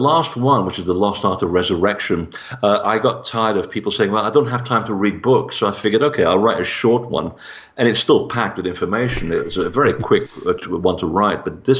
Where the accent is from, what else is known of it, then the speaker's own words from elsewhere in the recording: Portugal; born there; And I mean, I was born in Portugal. So for me, it was a matter of looking at the connection between Portugal and the Templars.